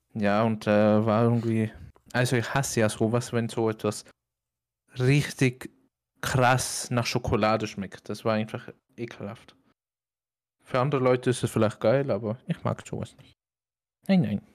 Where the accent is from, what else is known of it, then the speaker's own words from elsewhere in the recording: Austria; weil ich halt ja von da komme